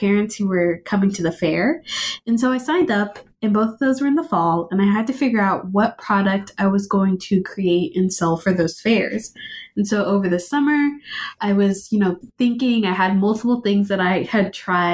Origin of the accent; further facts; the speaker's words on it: Austin, Texas, United States; I am born and raised in Austin, Texas